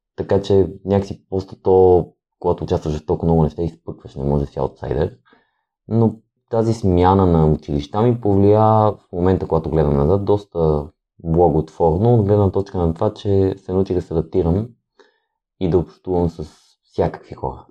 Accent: Kyustendil, Kyustendil Province, Bulgaria; moved away; also born or lived in Sofia; Аз съм родом от Кюстендил, там съм израснал

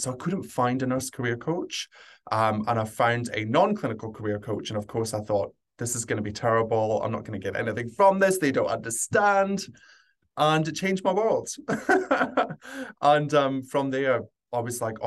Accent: Scotland, United Kingdom; moved away as an adult; also born or lived in London; now in Sydney, Australia; I grew up in Scotland, trained across there, and then very quickly, once I finished my degree, moved down to just outside London

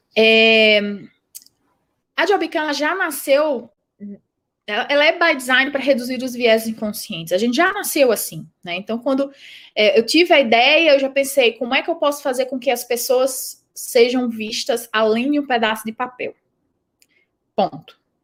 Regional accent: Rio Grande do Norte, Brazil; accent: nordestino; moved away as an adult; now in São Paulo, Brazil; o meu sotaque, eu não sou é, de São Paulo, daqui de São Paulo, eu sou nordestina, eu sou potiguar

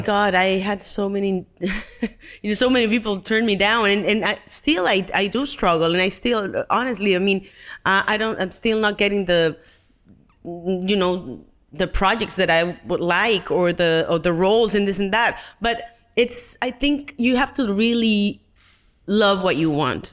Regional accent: Mexico; English is a second language; moved away as an adult; being Mexican

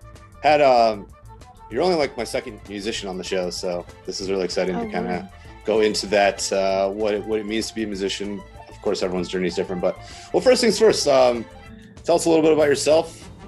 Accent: Delaware, United States; hailing from my home state of Delaware

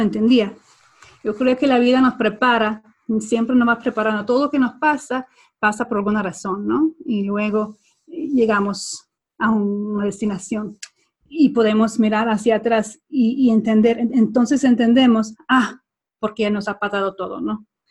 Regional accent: Sweden; accent: Swedish, Latin American, Spanish mixed; Spanish is a second language; moved away; also born or lived in Spain / Guatemala; soy sueca, mi pasaporte dice que soy sueca

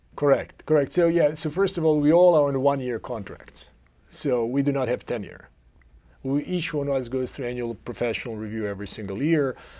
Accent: Zagreb, City of Zagreb, Croatia; English is a second language; moved away as an adult; now in Cleveland, United States; I come from uh, Zagreb, Croatia, and I grew up with, uh, uh, with my uh, immediate family.

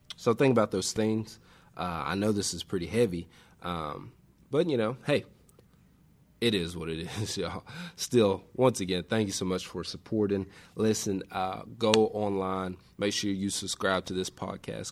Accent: West Tennessee, United States; I grew up on West Tennessee

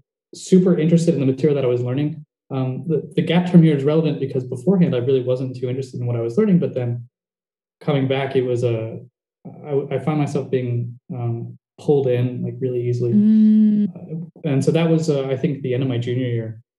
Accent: New Jersey, United States; now in Bend, United States; I'm from New Jersey, but I live in Bend, which is about 4 hours south of Portland

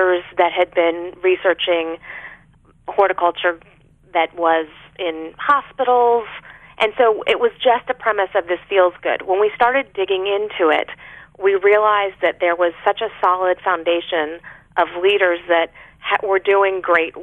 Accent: Arlington, Virginia, United States; my family doctor growing up in Arlington, Virginia

